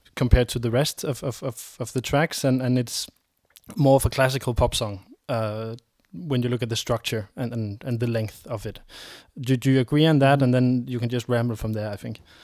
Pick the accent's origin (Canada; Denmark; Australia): Denmark; a pure purely raised Dane